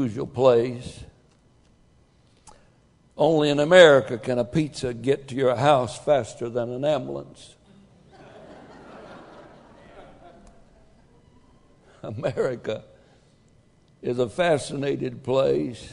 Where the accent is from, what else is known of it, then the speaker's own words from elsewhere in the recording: United States; I'm an American.